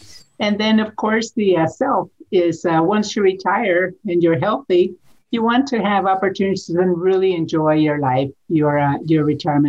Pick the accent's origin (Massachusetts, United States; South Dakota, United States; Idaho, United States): Idaho, United States; also born or lived in Washington, D.C.; I am from Idaho